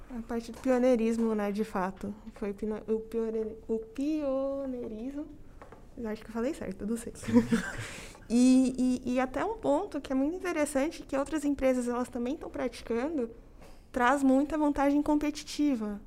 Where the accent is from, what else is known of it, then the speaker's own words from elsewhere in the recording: Campinas, São Paulo, Brazil; moved away as an adult; now in São Paulo, Brazil; sou natural de Campinas, no interior de São Paulo